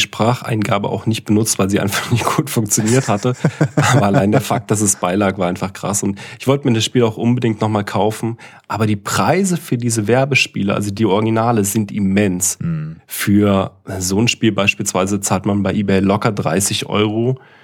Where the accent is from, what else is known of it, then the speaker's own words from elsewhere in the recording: East Germany, Germany; moved away; also born or lived in Karlsruhe; Ich komme ja aus dem Osten